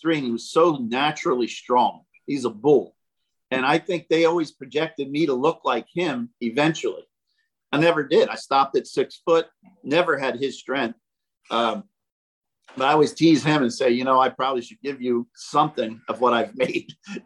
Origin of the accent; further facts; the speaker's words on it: Mercer County, New Jersey, United States; Mercer County Community College, which is right in my hometown.